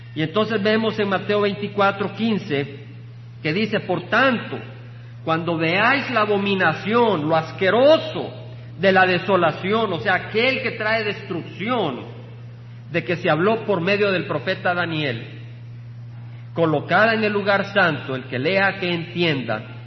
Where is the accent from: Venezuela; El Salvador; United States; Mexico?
El Salvador; El país del Salvador, de donde vengo